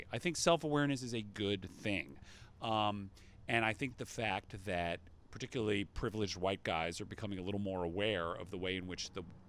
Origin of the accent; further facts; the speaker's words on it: Atlanta, Georgia, United States; I'm a Jew from the Atlanta suburbs, and I practically rushed the stage.